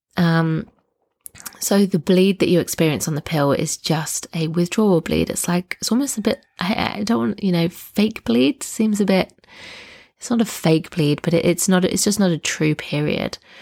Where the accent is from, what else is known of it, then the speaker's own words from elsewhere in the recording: Nottingham, East Midlands, United Kingdom; moved away as an adult; now in Southern Highlands, Australia; I'm originally from Nottingham in the U K, but now live in the Southern Highlands, which is a region about two hours south of Sydney in Australia